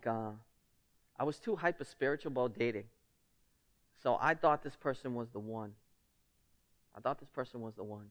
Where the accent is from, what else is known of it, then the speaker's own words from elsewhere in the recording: Lynn, Massachusetts, United States; accent: thick Lynn; my thick Lynn accent